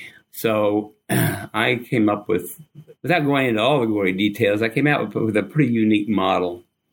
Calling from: Holiday, Florida, United States; Right now, I'm in a little town north of Tampa, Florida called Holiday. And we have a little house here right on the canal.

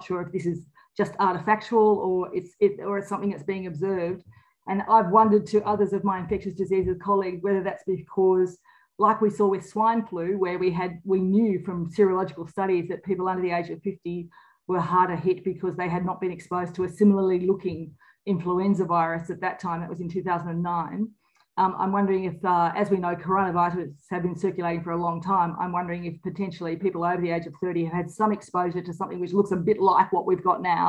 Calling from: Victoria, Australia; And I'm calling from Wadawurrung country today.

